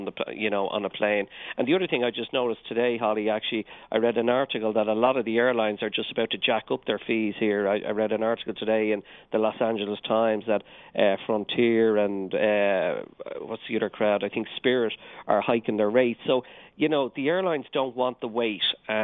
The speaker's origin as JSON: {"language": "English", "town": "Dublin", "region": "Leinster", "country": "Ireland", "accent": "Irish", "said": "I'm from Dublin, Dublin in Ireland."}